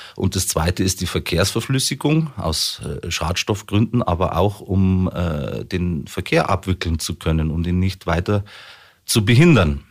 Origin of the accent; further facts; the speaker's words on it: Munich, Bavaria, Germany; bin gebürtiger Münchner, komme aus Berg am Leim.